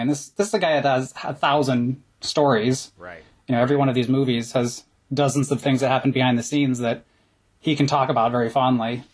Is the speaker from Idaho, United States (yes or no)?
no; Kinsman, Ohio, United States; now in Connecticut, United States; the video shop in Kinsman, Ohio